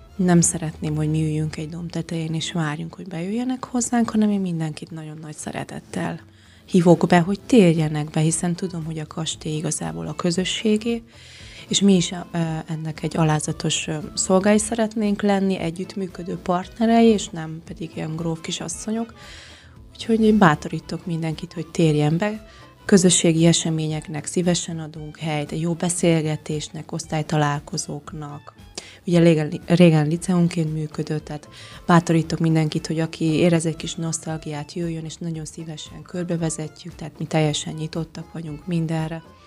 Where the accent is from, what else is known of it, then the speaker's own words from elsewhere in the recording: Lébény, Győr-Moson-Sopron, Hungary; moved away as an adult; also born or lived in Tusnádfürdő, Romania; now in Székelyhíd, Romania; Magyarországon születtem, de én már négy éve itt élek Romániában. Gyamoson Sopron megyéből származom, ez Északnyugat Magyarország, Kisalföld régiója, Lébényből